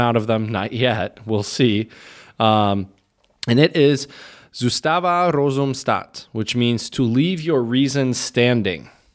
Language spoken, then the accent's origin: English; Michigan, United States; As a Midwesterner and, you know, spent, what, twenty-five of my twenty-seven years in Michigan